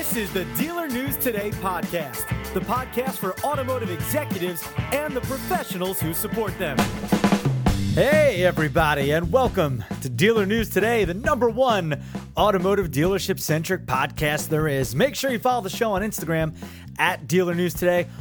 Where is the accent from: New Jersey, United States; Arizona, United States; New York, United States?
New Jersey, United States; Neptune; also born or lived in Belmar, New Jersey; I'm from Neptune. I live in Belmar